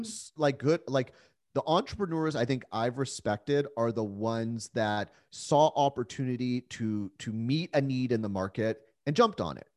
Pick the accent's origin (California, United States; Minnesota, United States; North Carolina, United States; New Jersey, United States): California, United States; San Diego; also born or lived in Calgary, Alberta, Canada; I was born in Calgary, Alberta. That's where my parents met, but, uh, luckily my parents moved us down to San Diego when I was about four